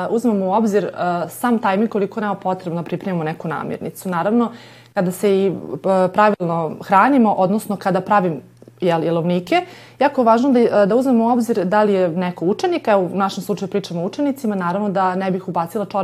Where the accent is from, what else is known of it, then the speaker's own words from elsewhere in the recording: Novi Sad, Vojvodina, Serbia; mi Srbi smo odavde